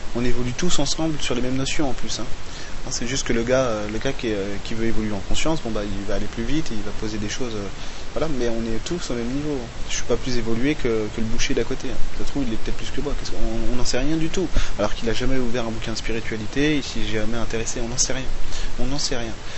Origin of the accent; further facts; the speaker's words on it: France; chez nous, en Occident, en France